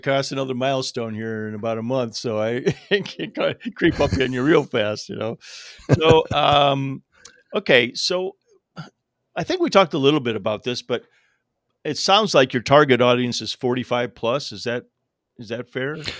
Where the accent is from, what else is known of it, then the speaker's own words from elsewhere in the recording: Toledo, Ohio, United States; I grew up around Toledo